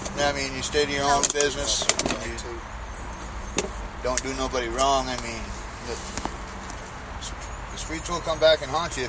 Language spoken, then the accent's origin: English; Michigan, United States; moved away; I'm from Michigan myself